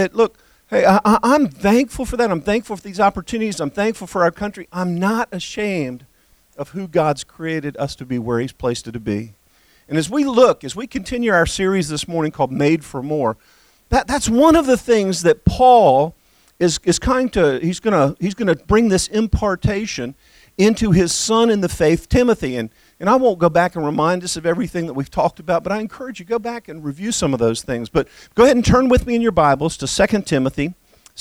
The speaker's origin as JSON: {"language": "English", "country": "United States", "also_born_or_lived": "Bahamas", "said": "I am proud to be an American."}